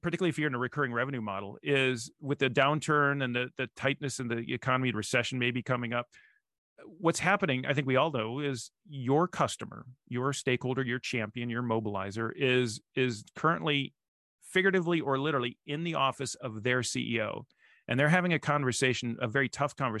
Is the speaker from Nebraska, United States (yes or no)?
yes; Nebraska, United States; I'm from Nebraska